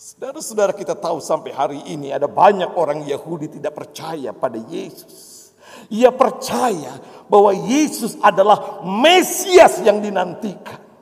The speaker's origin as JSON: {"language": "Indonesian", "region": "Java", "country": "Indonesia", "said": "Seperti saya orang Jawa yang jatuh cinta pada orang Batak istri saya."}